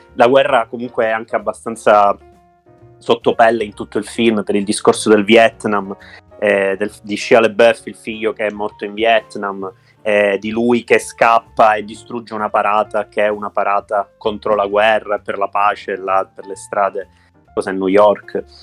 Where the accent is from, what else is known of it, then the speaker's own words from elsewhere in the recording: Sicily, Italy; da siciliano